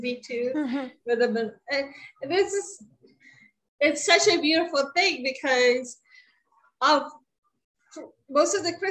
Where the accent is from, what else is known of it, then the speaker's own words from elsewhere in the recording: Baltimore, Maryland, United States; I grew up in Baltimore, and the area of Baltimore that I grew up in had a lot of Orthodox Jews